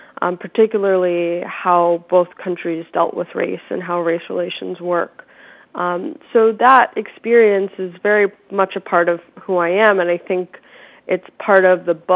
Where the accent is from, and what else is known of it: suburbs of Philadelphia, Pennsylvania, United States; born or raised there